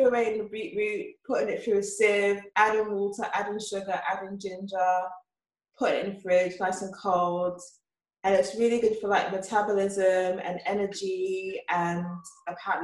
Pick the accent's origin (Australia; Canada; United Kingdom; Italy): United Kingdom; England